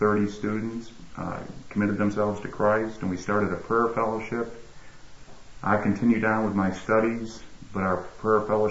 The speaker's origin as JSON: {"language": "English", "town": "Syracuse", "region": "New York", "country": "United States", "tie": "born or raised there", "also_born_or_lived": "Bowling Green, Ohio / California", "moved": "yes", "lives_now": "Tampa, United States", "said": "my hometown is Syracuse, New York."}